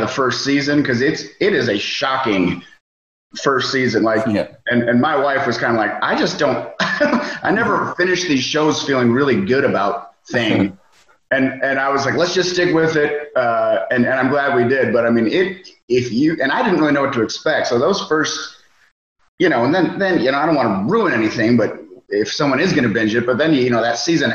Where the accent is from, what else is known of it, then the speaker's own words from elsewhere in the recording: Edina, Minnesota, United States; also born or lived in New York; now in Louisville, United States; So I grew up in Minnesota, just south of Minneapolis, in a suburb called Edina.